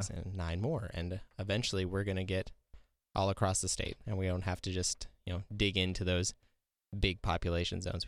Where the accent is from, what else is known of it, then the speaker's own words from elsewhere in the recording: Freeman, South Dakota, United States; I grew up in Freeman, South Dakota